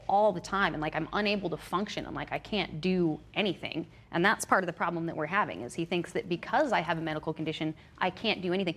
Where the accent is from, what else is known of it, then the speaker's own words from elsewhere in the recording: Sacramento, California, United States; moved away as an adult; now in Willits, United States; I'd never lived anywhere else in my whole life. I'd never lived anywhere but Sacramento. I was 31, I think, at that time